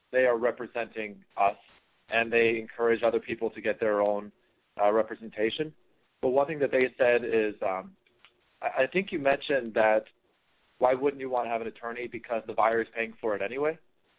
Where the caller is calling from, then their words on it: Seattle, Washington, United States; I'm in Seattle, Washington.